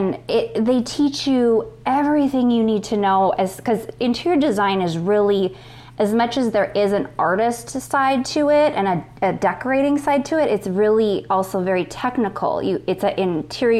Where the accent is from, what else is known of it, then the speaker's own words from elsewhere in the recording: Minnesota, United States; moved away; we're in Minnesota at that point